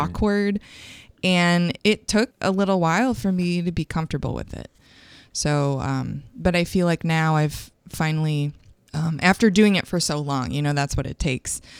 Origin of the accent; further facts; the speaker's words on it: Grand Rapids, Michigan, United States; moved away as an adult; now in St. Louis, United States; I was gro-, growing up in Grand Rapids, Michigan